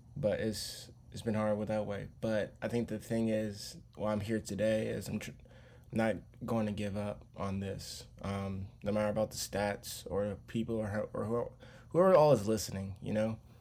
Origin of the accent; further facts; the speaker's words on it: Charlotte, North Carolina, United States; I'm born and raised in North Carol, Charlotte, North Carolina